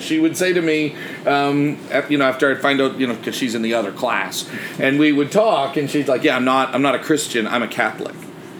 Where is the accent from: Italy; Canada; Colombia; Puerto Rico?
Canada; Growing up in Canada, it's a very, especially where I grew up, my dad was in the military, so there were a lot of French-speaking families wherever I lived